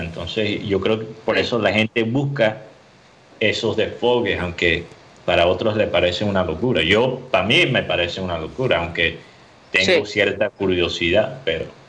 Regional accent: Miami, Florida, United States; yo soy de Miami. Entonces yo puedo hablar mal de Miami

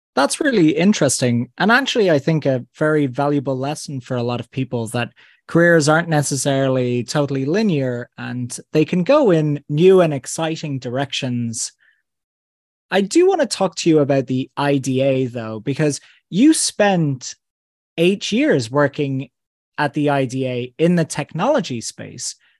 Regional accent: Ireland; us as Irish people

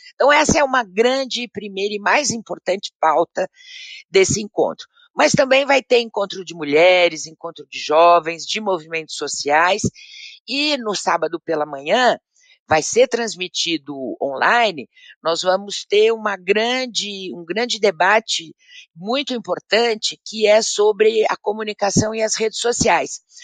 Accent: Brazil

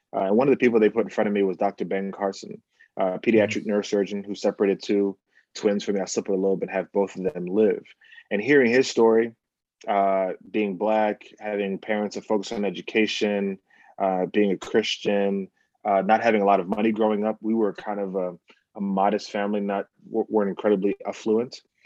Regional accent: Bahamas; now in United States; we're coming from the Bahamas

